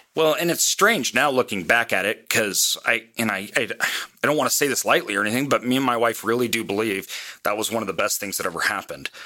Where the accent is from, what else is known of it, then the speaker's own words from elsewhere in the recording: Boise, Idaho, United States; I'm from Boise, Idaho.